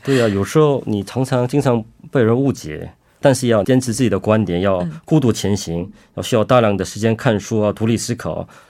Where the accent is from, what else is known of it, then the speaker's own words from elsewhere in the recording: China; now in South Korea; 虽然我是中国人